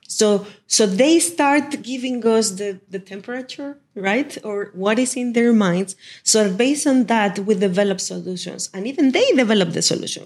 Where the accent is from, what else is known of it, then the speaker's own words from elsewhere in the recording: Mexico; moved away; back in Mexico, in my hometown